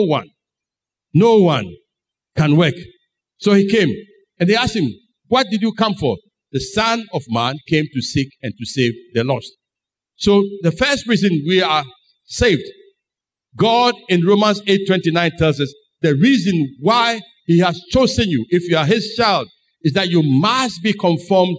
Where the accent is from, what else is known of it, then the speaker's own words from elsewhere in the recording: Ghana; I am a Ghanaian.